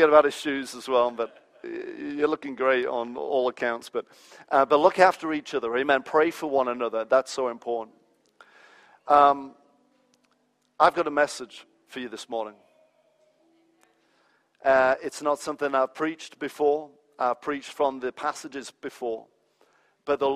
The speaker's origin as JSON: {"language": "English", "region": "England", "country": "United Kingdom", "tie": "born or raised there", "also_born_or_lived": "United States", "moved": "as an adult", "said": "I was raised in England"}